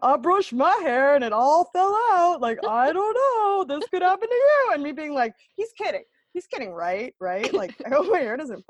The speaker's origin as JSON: {"language": "English", "country": "United States", "said": "No, I'm not Aussie. I'm an American, Graham."}